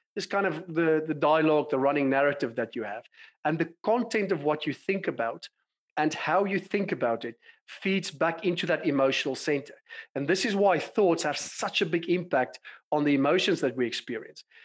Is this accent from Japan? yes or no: no; South Africa; moved away as an adult; also born or lived in London, United Kingdom; as you can tell from my accent, I've been born and bred in South Africa